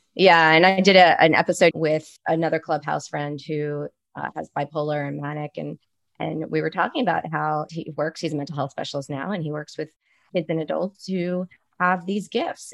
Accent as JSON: {"language": "English", "town": "Baltimore", "region": "Maryland", "country": "United States", "moved": "yes", "lives_now": "Arizona, United States", "said": "I'm from Baltimore"}